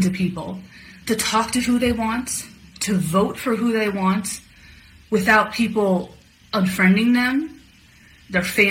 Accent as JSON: {"language": "English", "region": "Illinois", "country": "United States", "said": "I'm from Illinois"}